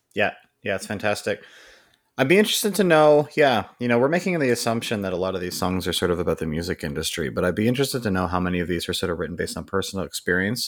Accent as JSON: {"language": "English", "country": "Canada", "tie": "born or raised there", "accent": "North American", "said": "As someone that's, like, born and raised here, I, this is my accent"}